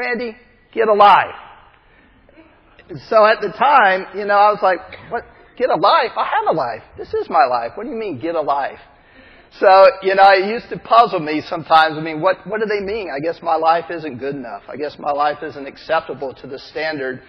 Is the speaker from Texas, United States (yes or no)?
yes; Texas, United States; I'm from Texas. I grew up in the South